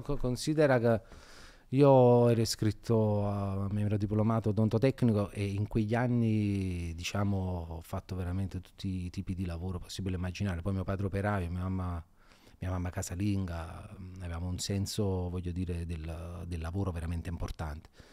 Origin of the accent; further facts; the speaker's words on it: Naples, Campania, Italy; io non sono, non sono, mai andato via da Napoli